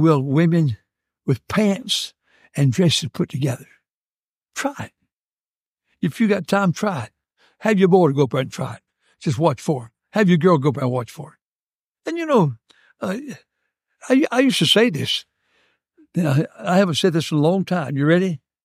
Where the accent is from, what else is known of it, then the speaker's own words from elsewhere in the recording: Martinsville, Virginia, United States; also born or lived in North Carolina; now in Monroe, United States; I was raised in Martinsville, Virginia, partly in Moxfield, North Carolina.